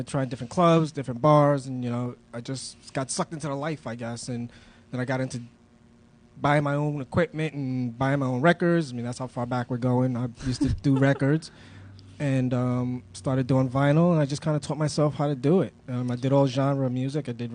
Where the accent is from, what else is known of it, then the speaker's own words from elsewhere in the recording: New York City, New York, United States; moved away as an adult; now in Providence, United States; I was a club kid, you know. I grew up in New York City